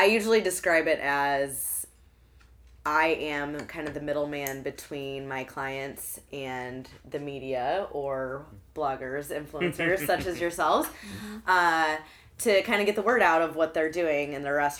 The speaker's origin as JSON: {"language": "English", "town": "Alton", "region": "Illinois", "country": "United States", "also_born_or_lived": "Chicago, Illinois", "lives_now": "St. Louis, United States", "said": "I'm from Alton, Illinois, originally."}